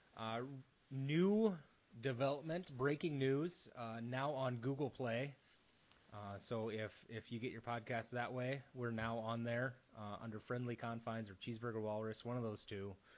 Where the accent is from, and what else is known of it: United States